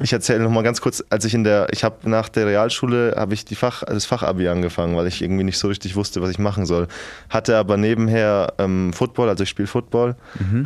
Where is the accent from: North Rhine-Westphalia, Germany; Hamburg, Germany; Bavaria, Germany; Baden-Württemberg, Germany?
Bavaria, Germany; near Schweinfurt; moved away as an adult; ich bin 250 Kilometer in der Nähe von Schweinfurt, komme ich her